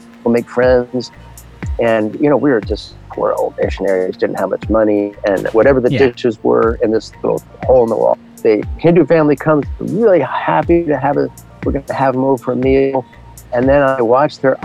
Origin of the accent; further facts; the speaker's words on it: 15 miles outside of Manhattan, New York, United States; moved away as an adult; also born or lived in India / Bangladesh / Pakistan / Tajikistan; now in Milwaukee, United States; I grew up 15 miles outside of Manhattan.